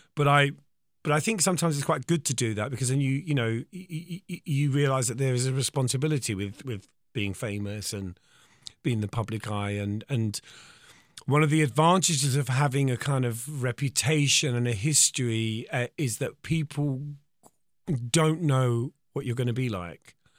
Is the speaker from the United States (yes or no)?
no; Eltham, London, United Kingdom; from Eltham